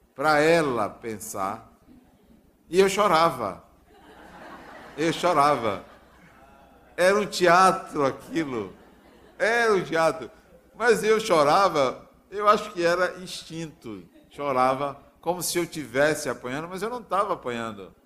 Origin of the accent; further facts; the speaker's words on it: Acajutiba, Bahia, Brazil; numa cidade do interior chamada Acajutiba, onde eu nasci